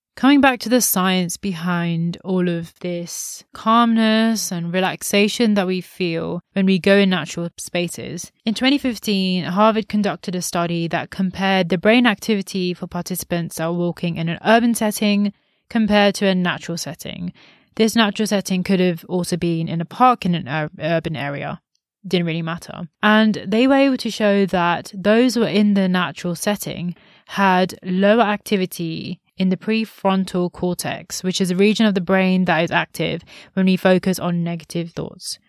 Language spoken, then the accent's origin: English; India; as an Indian